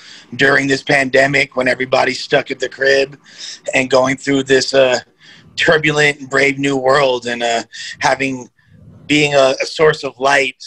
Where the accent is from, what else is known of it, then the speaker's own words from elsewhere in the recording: Los Angeles, California, United States; growing up in Los Angeles, California